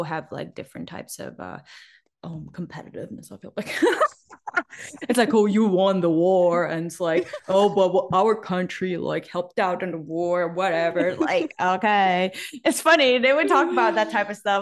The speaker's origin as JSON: {"language": "English", "country": "Macau", "moved": "yes", "lives_now": "United States", "said": "we're from Macau, so we're also from a tiny city."}